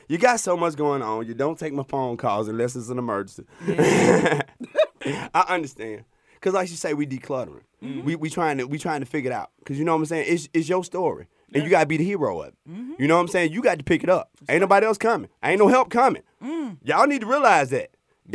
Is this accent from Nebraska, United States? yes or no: no; Alabama, United States; from Alabama. I ain't never even heard that one.